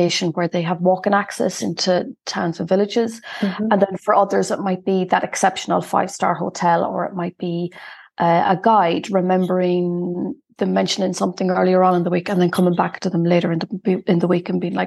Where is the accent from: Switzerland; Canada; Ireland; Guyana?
Ireland; Sligo, Connacht; So I'm from Ireland. I'm from Sligo, which is in the northwest of Ireland. And I guess like growing up